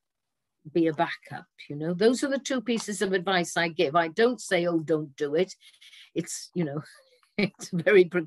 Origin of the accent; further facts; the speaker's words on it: Swansea, Wales, United Kingdom; accent: Welsh; I come from Swansea, which is the birthplace of Dylan Thomas, who I believe is one of the greatest of the 20th century poets writing in English. And living in Swansea and growing up in Swansea